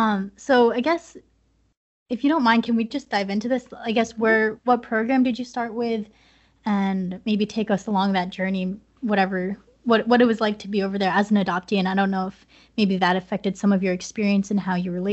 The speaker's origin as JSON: {"language": "English", "country": "United States", "accent": "American", "said": "And I speak Spanish with a very American accent. And so, like, I promise you I'm from the United States"}